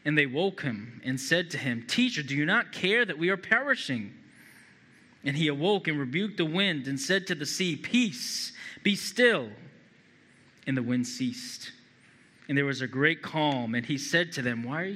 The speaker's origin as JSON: {"language": "English", "town": "Boston", "region": "Massachusetts", "country": "United States", "tie": "born or raised there", "said": "I'm from Massachusetts, New England native. Been in Massachusetts my whole life"}